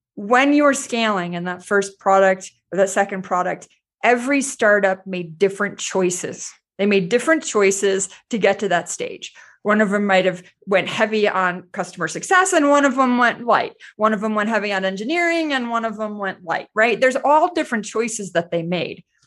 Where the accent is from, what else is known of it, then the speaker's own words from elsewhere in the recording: United States; as an American